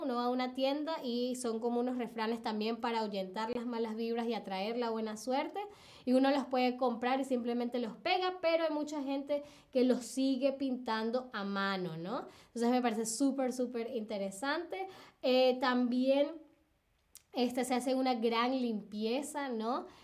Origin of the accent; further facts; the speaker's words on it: Caracas, Capital District, Venezuela; now in Berlin, Germany; en Caracas, donde, de donde vengo yo en Venezuela